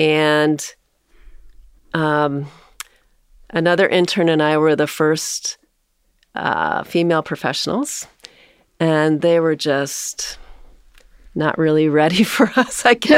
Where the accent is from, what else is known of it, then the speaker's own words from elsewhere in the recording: South Bend, Indiana, United States; also born or lived in Fort Worth, Texas; I was born in Fort Worth, Texas. I have three brothers, so I'm the third of four. My dad, my parents moved from Texas to South Bend, Indiana when I was five, so